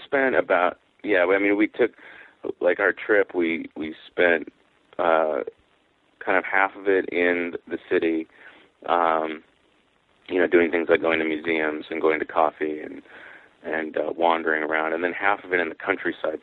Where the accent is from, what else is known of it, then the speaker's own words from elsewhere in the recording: Mount Vernon, Washington, United States; in my hometown, which is Mount Vernon, Washington